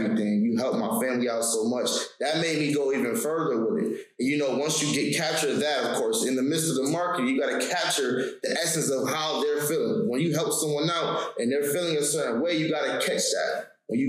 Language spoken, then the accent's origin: English; New York, United States; I'm from New York